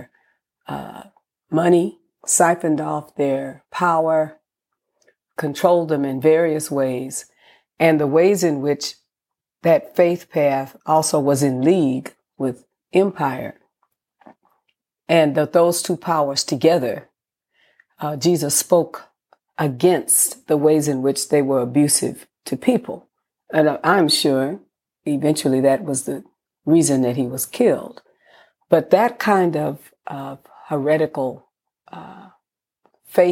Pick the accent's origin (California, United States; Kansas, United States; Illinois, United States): California, United States; San Francisco; born in San Francisco, California